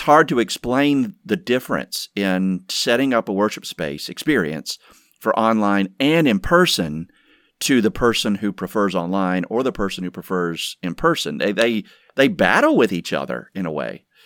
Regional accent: Georgia, United States; moved away; born and raised in Georgia

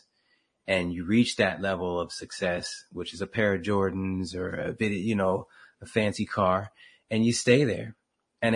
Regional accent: Camden, New Jersey, United States; moved away as an adult; I was born in Camden, and that was my hood

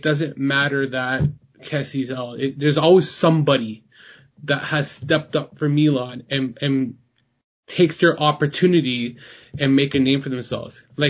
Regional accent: Toronto, Ontario, Canada; I'm from Toronto

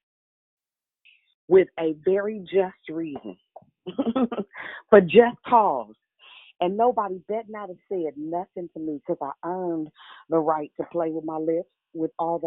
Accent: Richmond, United States; I'm from Richmond, so I'm a little good, little ghetto

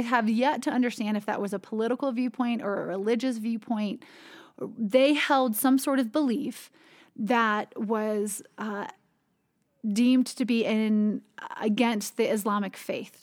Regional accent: United States; growing up in the United States

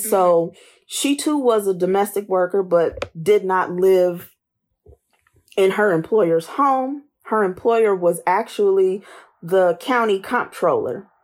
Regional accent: Indianapolis, Indiana, United States; also born or lived in Hazard, Kentucky / Washington, D.C. / Louisiana / Baltimore; I was born and raised in Indianapolis

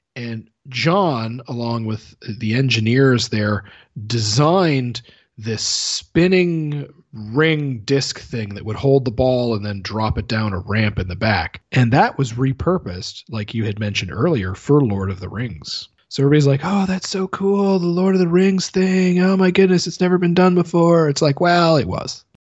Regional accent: Canada; I'm Canadian

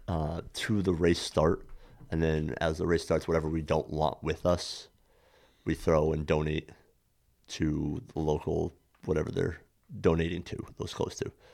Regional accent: Saranac, New York, United States; born and raised in Saranac, New York, uh, the gateway of the Adirondacks

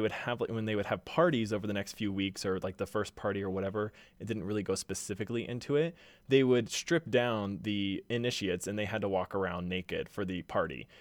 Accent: Houston, Texas, United States; now in Utah, United States; I'm from Houston.

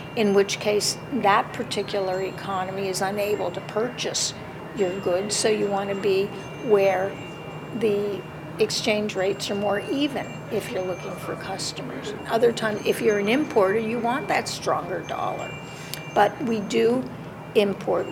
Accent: United States; as an American

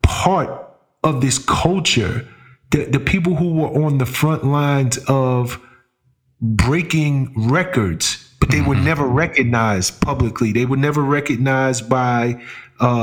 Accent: New York City, New York, United States; I'm from the Bronx, right? And being from the hood

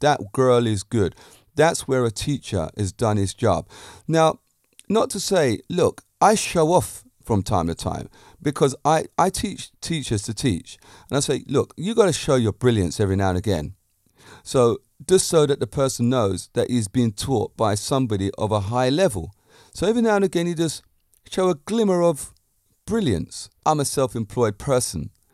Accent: United Kingdom; Being a Brit myself

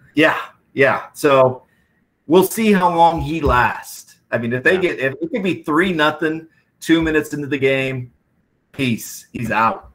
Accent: Iowa, United States; we're both from Iowa

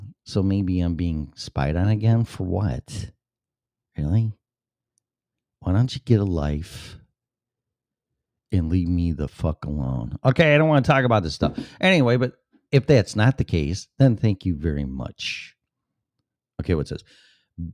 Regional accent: Illinois, United States; moved away; So first of all, I'm going to say that's my home state and my state that I left.

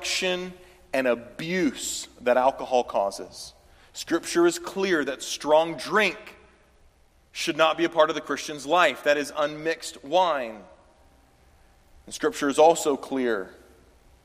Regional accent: the South, United States; I'm from the South

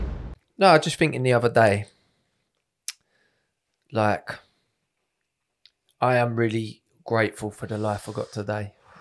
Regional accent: England, United Kingdom; Like, I'm English through and through. I ain't fucking about your haggis.

